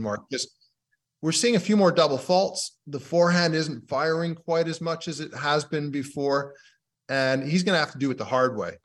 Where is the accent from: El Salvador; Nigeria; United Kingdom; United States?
United Kingdom; being a Brit